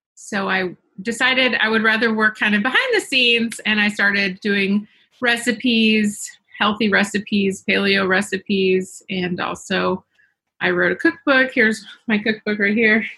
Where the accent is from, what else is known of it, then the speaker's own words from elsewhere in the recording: the South, United States; I grew up in the South